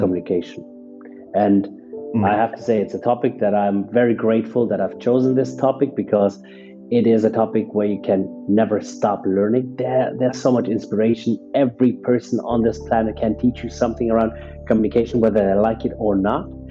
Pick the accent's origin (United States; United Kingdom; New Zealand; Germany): Germany; first language German; English is a second language; moved away as an adult; also born or lived in Canada; now in Dubai, United Arab Emirates; I'm born and raised in Germany, but my dad is from Nigeria, from Ibadan